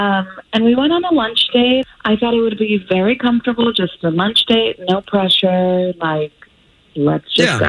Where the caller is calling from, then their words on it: Sanford, United States; I'm calling from Sanford.